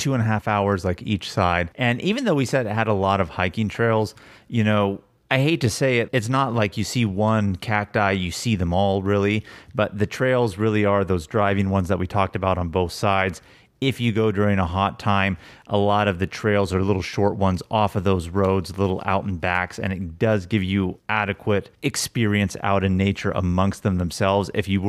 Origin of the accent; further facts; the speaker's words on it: California, United States; Just, you know, growing up in California, not that we haven't eaten out in other places, but it was just different out there.